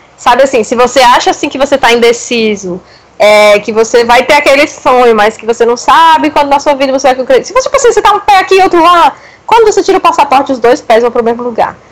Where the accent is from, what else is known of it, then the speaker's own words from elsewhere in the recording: Brazil; Eu nunca saí do Brasil